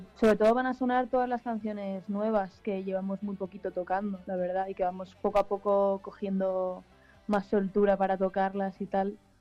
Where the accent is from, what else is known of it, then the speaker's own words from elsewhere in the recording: Alicante, Valencian Community, Spain; somos de Alicante